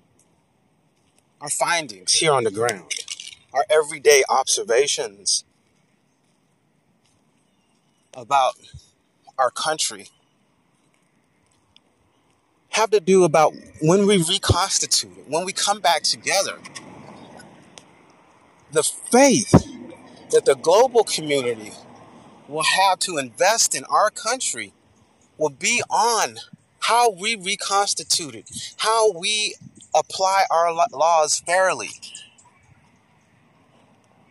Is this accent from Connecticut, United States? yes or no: no; Dallas, Texas, United States; I'm from Dallas, and we've always played second fiddle to Houston